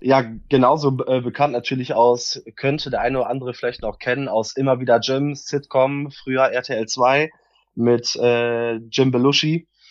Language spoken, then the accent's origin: German; Solingen, North Rhine-Westphalia, Germany; ich komme aus Solingen